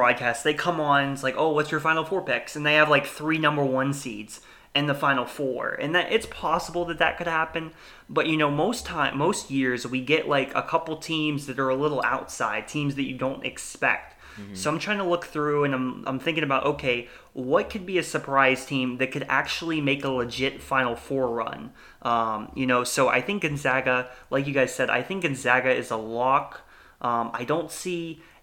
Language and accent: English; about an hour from Cleveland, Ohio, United States; I'm, you know, about an hour away from Cleveland